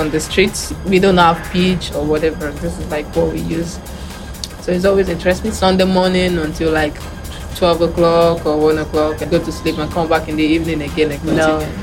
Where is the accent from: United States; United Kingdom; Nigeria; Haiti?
Nigeria; moved away as an adult; now in Barcelona, Spain; growing up in Nigeria? Where I grew up from, I really don't have like, we don't have a lot of female players.